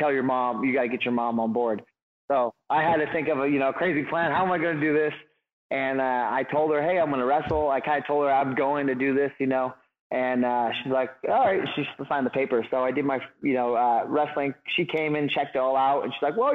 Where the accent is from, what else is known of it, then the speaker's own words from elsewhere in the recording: Humboldt County, California, United States; And I'm born and raised in Humboldt County. So I've lived here my whole life